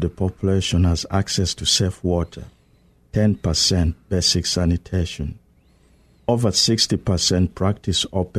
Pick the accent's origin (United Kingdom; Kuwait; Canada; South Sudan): South Sudan; also born or lived in Johannesburg, South Africa / Kampala, Uganda; now in United States; I was born in South Sudan, but I had my theological training in Johannesburg, South Africa, actually in Soweto, and then came to the U.S. in 2005 to study at Northern Seminary.